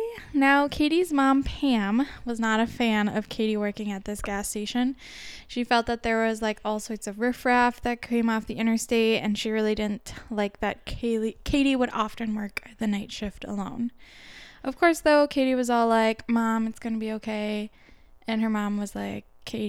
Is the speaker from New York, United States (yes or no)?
no; Minnesota, United States; because we're from Minnesota